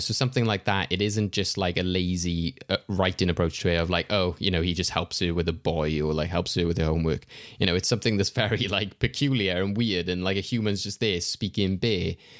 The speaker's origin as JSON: {"language": "English", "country": "United Kingdom", "said": "as a Brit"}